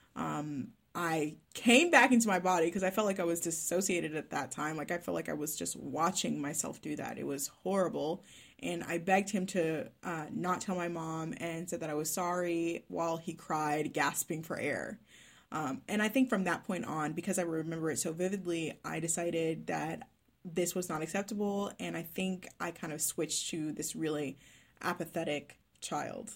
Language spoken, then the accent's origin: English; Dallas, Texas, United States; first language English; moved away as an adult; now in Melbourne, Australia; I am from Dallas, Texas, but I now live in Melbourne, Victoria, Australia